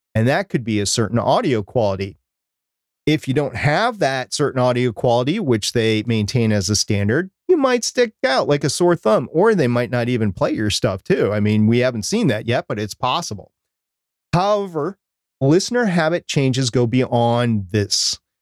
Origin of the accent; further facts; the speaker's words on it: Minnesota, United States; I'm from Minnesota.